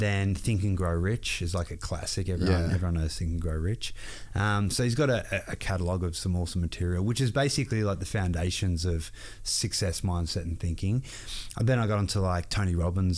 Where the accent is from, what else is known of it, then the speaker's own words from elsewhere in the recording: Australia; I'm all the way from the other side of the world, Australia